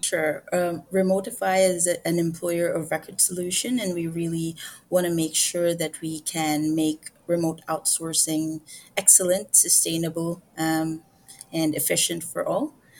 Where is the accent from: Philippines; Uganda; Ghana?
Philippines; as a Filipino woman